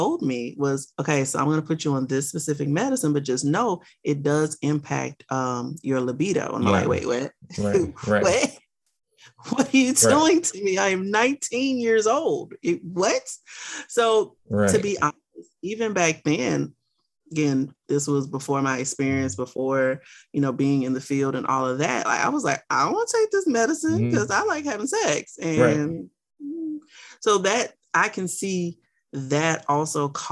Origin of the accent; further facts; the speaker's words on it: Louisiana, United States; also born or lived in Miami, Florida; I live in Louisiana. I was born in Miami. I was raised in a little bitty town in Louisiana.